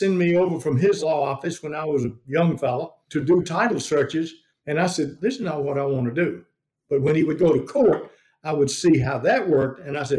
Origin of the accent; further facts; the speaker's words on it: Luverne, United States; when I was growing up in Luverne High School